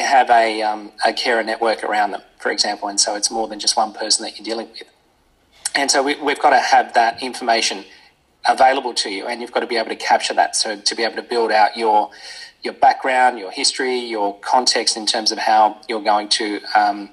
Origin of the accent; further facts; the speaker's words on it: Australia; as an Australian